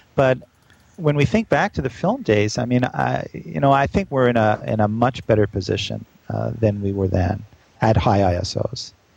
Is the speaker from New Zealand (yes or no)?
no; Canada; now in New York, United States; Canadian all the way